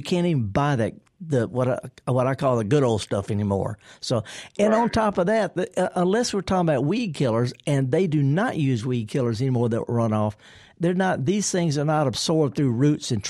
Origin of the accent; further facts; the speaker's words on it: the Delta, Mississippi, United States; I'm from the Delta, too